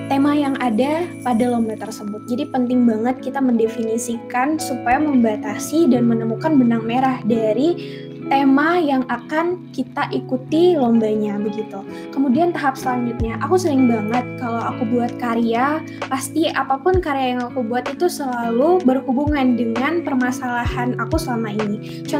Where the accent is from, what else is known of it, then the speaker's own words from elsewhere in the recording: Bali, Indonesia; memperkenalkan daerah aku khususnya daerah Bali